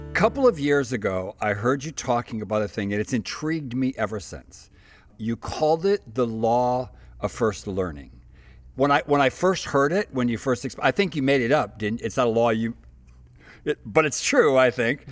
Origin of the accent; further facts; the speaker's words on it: United States; I'm American